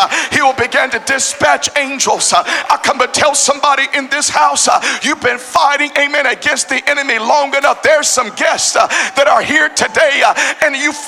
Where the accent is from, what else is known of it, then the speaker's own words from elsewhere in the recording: Tennessee, United States; as a Tennessean. I'm from Tennessee.